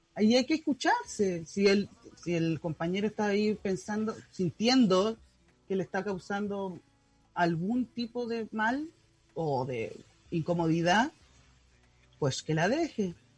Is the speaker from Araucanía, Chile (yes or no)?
no; Santiago, Santiago Metropolitan Region, Chile; now in San Antonio, Chile; yo soy de Santiago, pero eh, me vine ahora arrancando de la pandemia donde mi mamá